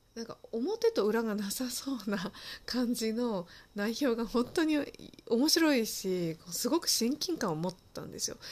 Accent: Japan; その日本で生まれ育ったっていうところが

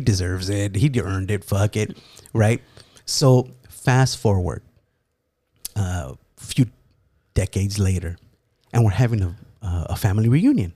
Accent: Los Angeles, California, United States; I was born in L

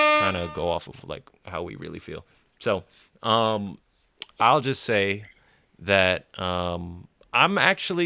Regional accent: Jersey City, New Jersey, United States; I grew up in Jersey City

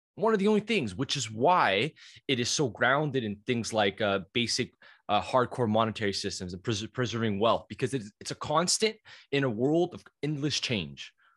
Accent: Canada; being Canadian

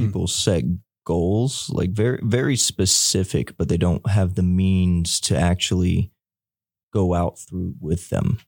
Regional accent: Elizabeth City, North Carolina, United States; I'm from Elizabeth City, North Carolina

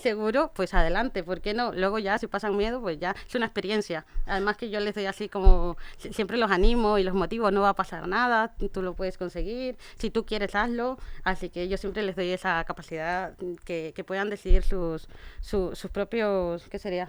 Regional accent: Ecuador; now in Spain; yo soy de Ecuador y mi madre allí tenía un restaurante

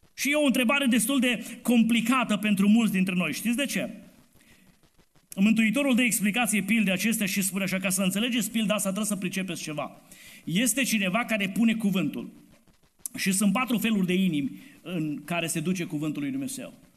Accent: Romania; Noi suntem români

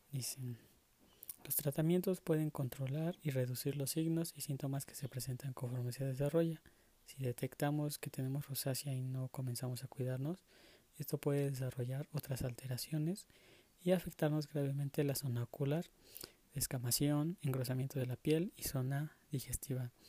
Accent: Mexico; ya que eh, soy mexicano y me gusta mucho eh, la comida picante, eh, la salsa.

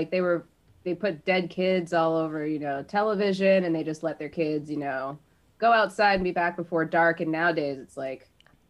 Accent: Las Vegas, Nevada, United States; I've been to Disneyland a million times because I grew up in Vegas. So that's like our vacation spot.

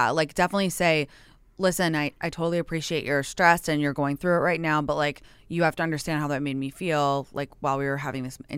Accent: London, United Kingdom; and again, I'm American, so even though

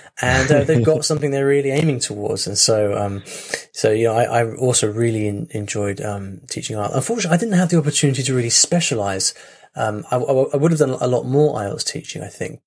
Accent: Cambridge, East of England, United Kingdom; accent: close to RP; moved away; also born or lived in London; I grew up in Cambridge

